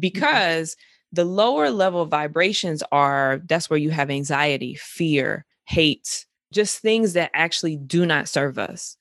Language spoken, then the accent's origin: English; Greensboro, North Carolina, United States; I'm from Greensboro, I'm from North